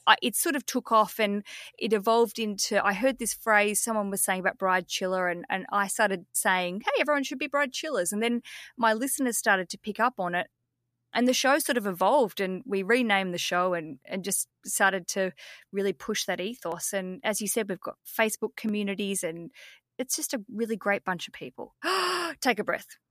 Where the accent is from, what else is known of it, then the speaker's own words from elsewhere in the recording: Australia; as we'd say in Australia.